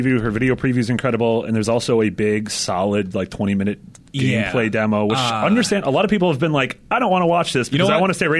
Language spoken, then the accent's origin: English; Wisconsin, United States; I grew up in Wisconsin.